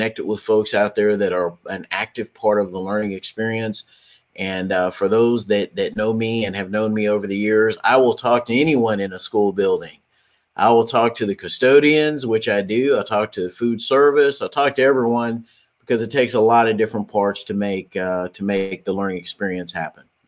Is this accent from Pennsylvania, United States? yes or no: no; Dallas, Texas, United States; I hail from the Dallas-Fort Worth, Texas area